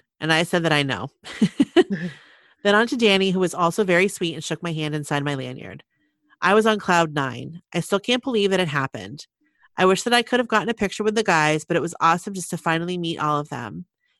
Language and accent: English; Milwaukee, Wisconsin, United States; I said no, since I'm from Milwaukee.